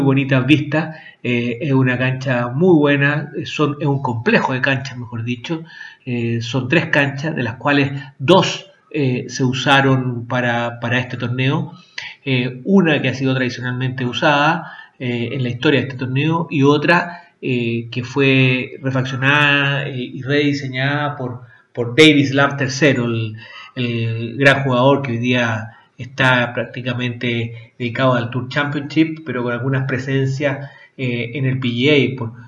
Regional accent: Chile; nosotros como chilenos

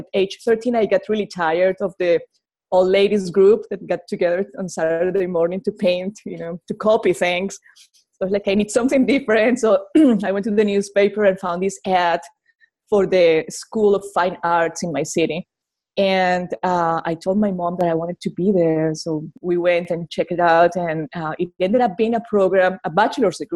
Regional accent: Colombia; English is a second language; now in Arkansas, United States; I'm from Colombia, South America

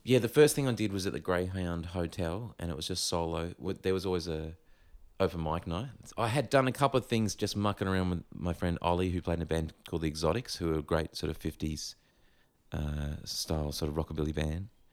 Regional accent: Gold Coast, Queensland, Australia; growing up on the Gold Coast

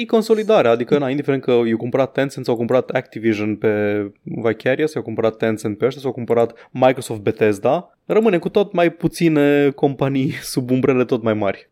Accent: Romania; sunt din România

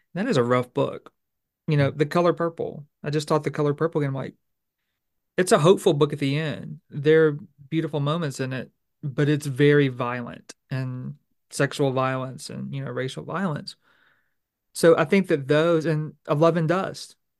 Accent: Bossier Parish, Louisiana, United States; I'm from Louisiana, I'm from Bossier Parish

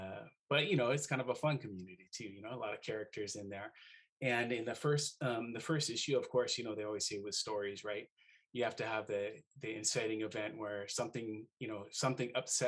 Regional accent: Seattle, Washington, United States; moved away as an adult; also born or lived in Hawaii; I'm a Seattleite

